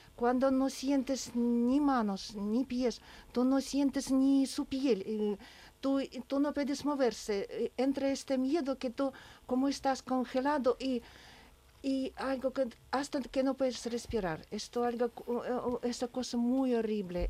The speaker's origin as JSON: {"language": "Spanish", "country": "Ukraine", "second_language": "Spanish", "moved": "yes", "lives_now": "Seville, Spain", "said": "en mi ciudad"}